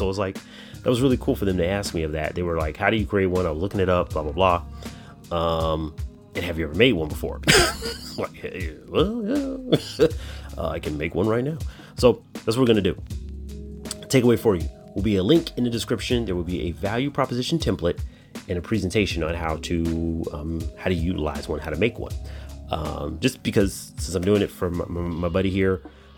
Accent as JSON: {"language": "English", "town": "Chicago", "region": "Illinois", "country": "United States", "tie": "born or raised there", "said": "my hometown team, is my Chicago Blackhawks"}